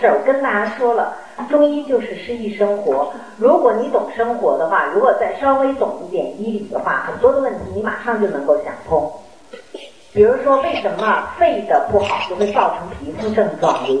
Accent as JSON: {"language": "Chinese", "region": "Guangdong", "country": "China", "said": "一开始关注养生的时候，我们大多数人都会在意吃喝，尤其我们广东人啊，平常就很在意吃喝的问题。"}